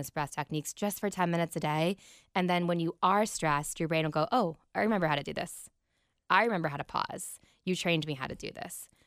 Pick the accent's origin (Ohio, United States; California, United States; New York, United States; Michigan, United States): Ohio, United States; Columbus; I was raised on the Browns football. I'm from Columbus. My parents are from Cleveland.